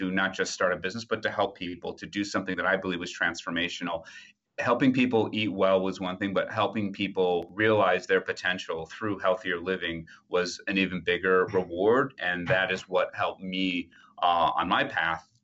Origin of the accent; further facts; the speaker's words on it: Wisconsin, United States; also born or lived in Ipswich, Suffolk, United Kingdom; now in New York, United States; I grew up in Wisconsin